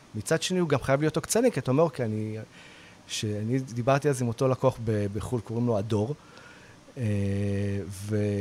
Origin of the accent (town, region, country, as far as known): Israel